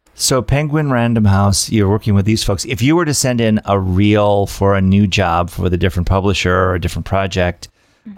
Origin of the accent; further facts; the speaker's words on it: Michigan, United States; I'm from the Midwest. I'm from Michigan